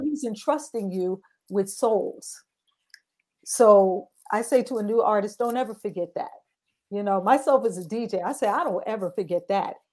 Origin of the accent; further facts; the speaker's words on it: New York City, New York, United States; I'm in Brooklyn, New York. That is my hometown